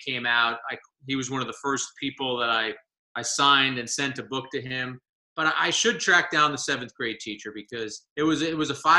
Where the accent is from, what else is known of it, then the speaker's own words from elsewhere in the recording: Jersey City, New Jersey, United States; I grew up in Jersey City, New Jersey